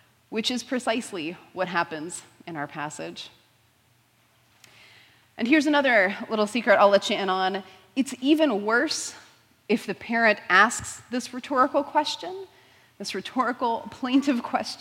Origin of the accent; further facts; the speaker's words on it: Houston, Texas, United States; I grew up in Houston, so still general Texas area